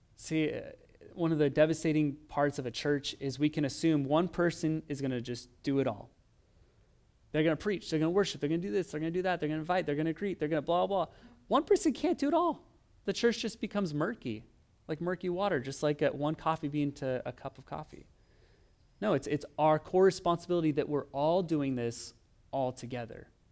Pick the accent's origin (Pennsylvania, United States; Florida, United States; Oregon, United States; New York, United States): Oregon, United States; moved away as an adult; also born or lived in East Los Angeles; now in Los Angeles, United States; I'm from Oregon, and, uh, I would say we weren't as cultured where I grew up. It was kind of in farmland